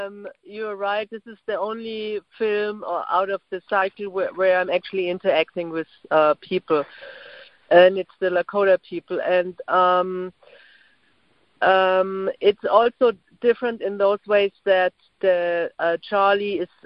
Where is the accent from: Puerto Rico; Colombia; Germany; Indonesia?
Germany; Berlin; English is a second language; moved away as an adult; now in New York, United States; And also, I'm an immigrant, so I mean, I don't know, but that probably has to do something too. I mean, I immigrated from Berlin to New York in 1998